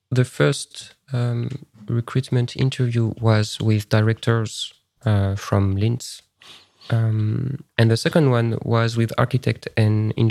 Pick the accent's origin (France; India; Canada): France; English is a second language; now in Estonia; Even if it's quite easy because I'm coming from France, so I don't need visa